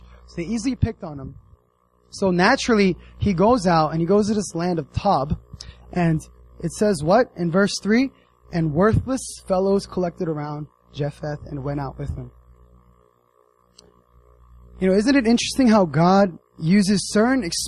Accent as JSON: {"language": "English", "country": "United States", "tie": "born or raised there", "moved": "yes", "said": "I grew up in the States"}